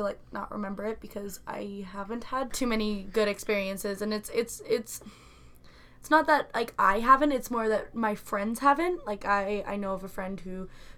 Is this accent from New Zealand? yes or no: no; Canada; We're Canadian